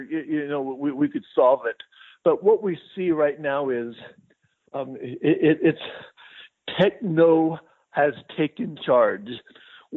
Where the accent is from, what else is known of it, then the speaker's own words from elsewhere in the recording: Albuquerque, New Mexico, United States; also born or lived in San Jose / Oxford, Mississippi; I actually was born in Albuquerque, and then I got my undergrad degree at the University of Mexico